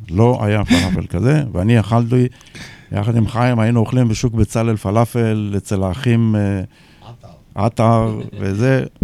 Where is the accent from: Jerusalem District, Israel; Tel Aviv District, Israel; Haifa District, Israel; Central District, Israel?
Tel Aviv District, Israel; Tel Aviv; אני שמח שאחרי מאמצים יש לנו אפשרות להופיע ב-21 למרץ בשפירא, כמחווה לשכונה שגדלתי בה